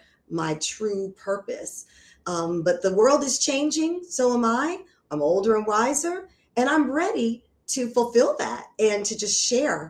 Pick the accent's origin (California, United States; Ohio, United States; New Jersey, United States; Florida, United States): New Jersey, United States; now in Orlando, United States; my background is that I was raised in New Jersey, a stone's throw away from New York City